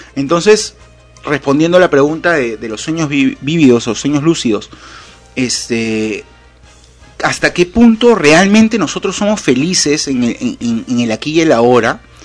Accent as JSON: {"language": "Spanish", "region": "Lima", "country": "Peru", "tie": "born or raised there", "said": "Cuando era chico y vivía en Lima"}